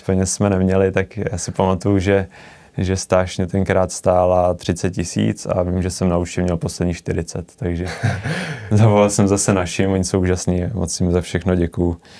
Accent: Mnichovo Hradiště, Central Bohemian Region, Czechia; já jsem se narodil do baráku v Mnichově Hradišti

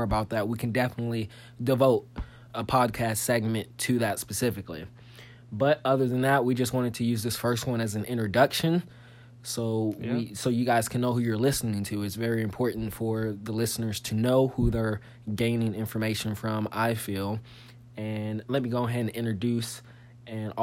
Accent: St. Louis, Missouri, United States; now in Southern Illinois, United States; I was originally born in St. Louis, Missouri

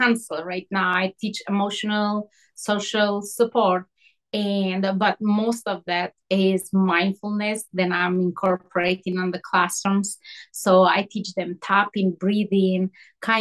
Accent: Albania; moved away as an adult; I grew up in Albania

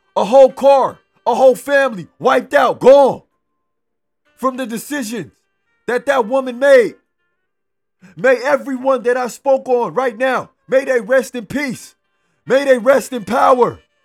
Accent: Los Angeles, California, United States; I grew up in South Central. I grew up around the area

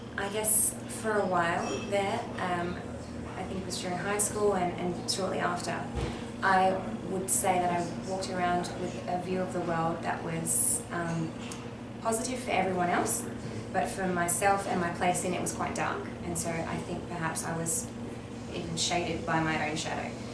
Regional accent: Western Australia, Australia; moved away as an adult; now in Melbourne, Australia; I'm originally from Western Australia

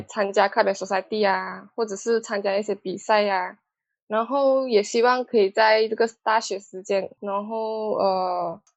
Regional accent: Sabah, Malaysia; moved away as an adult; 我是来自嗯。沙巴的

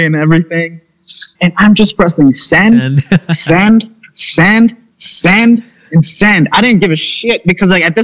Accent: United States; moved away; also born or lived in Philippines / California / New York; I was born and raised in the States, California, New York.

